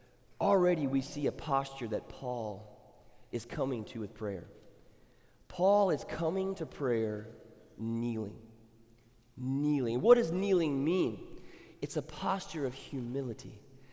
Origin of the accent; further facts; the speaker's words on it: Thailand; moved away; when I grew up in Thailand, names were very... They characterize who the person was or who they looked like.